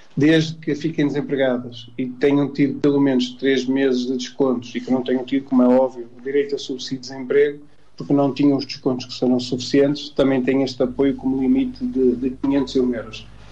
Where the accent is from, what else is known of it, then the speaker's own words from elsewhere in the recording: Portugal; todos nós que somos portugueses